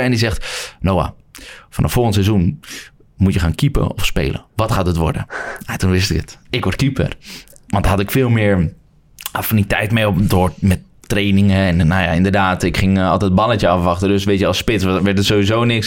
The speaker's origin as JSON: {"language": "Dutch", "town": "Woerden", "region": "Utrecht", "country": "Netherlands", "said": "vanuit de stad Woerden waar ik vandaan kom"}